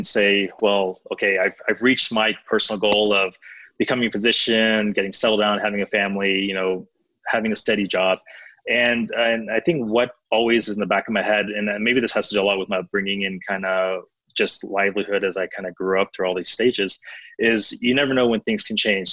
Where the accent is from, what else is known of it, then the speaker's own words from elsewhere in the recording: Atlanta, Georgia, United States; I grew up in Atlanta